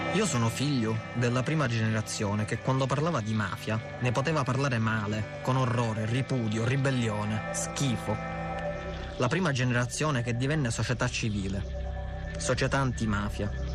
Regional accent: Alcamo, Sicily, Italy; sono nato ad Alcamo, vicino Palermo, nel 1987

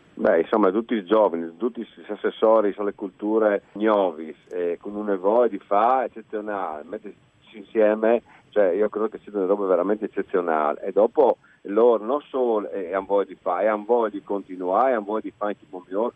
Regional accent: Friuli-Venezia Giulia, Italy; sono di Furlans

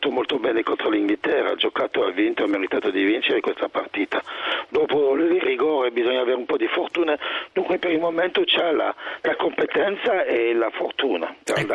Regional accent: Switzerland; sono, sono, svizzero.

